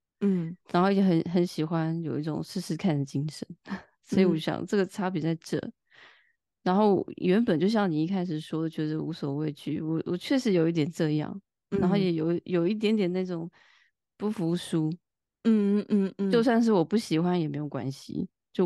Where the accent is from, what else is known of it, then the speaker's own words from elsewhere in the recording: Taipei, Taiwan; moved away as an adult; now in France; 嗯，好，我就是一个台湾人，在法国生活八年了吧。然后前半段比较长时间在巴黎读完研究所，然后试着生活，然后之后现在搬到南法生活满两年了